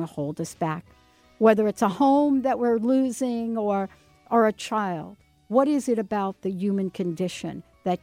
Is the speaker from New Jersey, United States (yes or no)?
yes; New Jersey, United States; also born or lived in New York; now in Seattle, United States; I grew up in New Jersey